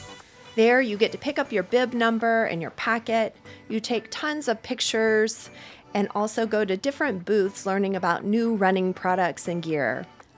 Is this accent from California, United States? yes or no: no; Cincinnati, Ohio, United States; born or raised there; now in Chicago, United States